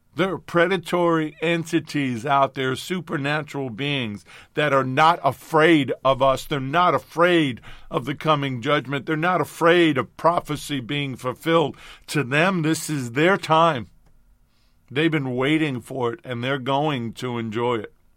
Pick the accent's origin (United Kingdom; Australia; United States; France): United States; New York; I'm a kid from New York. I'm a New York Italian.